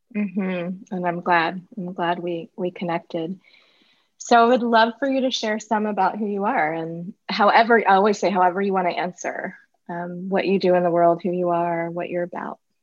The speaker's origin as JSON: {"language": "English", "town": "Richmond", "region": "Virginia", "country": "United States", "tie": "born or raised there", "said": "Richmond, which I know well because it's my hometown"}